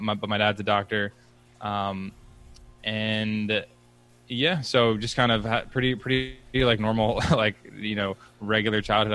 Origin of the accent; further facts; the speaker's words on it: Philadelphia, Pennsylvania, United States; now in Boston, United States; I grew up actually right outside Philly